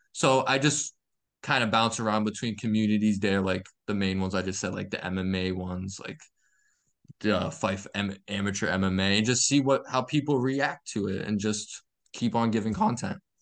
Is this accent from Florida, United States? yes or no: no; Massachusetts, United States; I'm from Mass